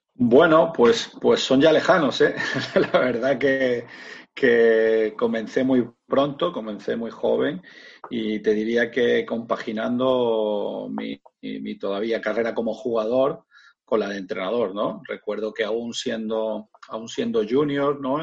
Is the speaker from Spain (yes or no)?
yes; Granada, Andalusia, Spain; moved away as an adult; also born or lived in Motril; Me fui de, Granada, de, mi ciudad natal